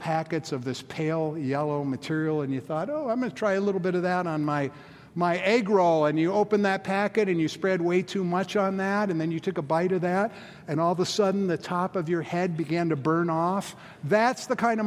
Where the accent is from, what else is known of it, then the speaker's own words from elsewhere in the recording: Boulder, Colorado, United States; in the mid-70s when we got the first Starbucks in my hometown, Boulder, Colorado